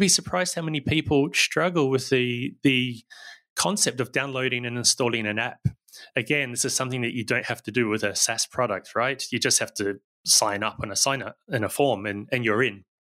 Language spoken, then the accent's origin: English; New Zealand; now in Barcelona, Spain; I don't sound very Spanish, and that's because I'm originally from New Zealand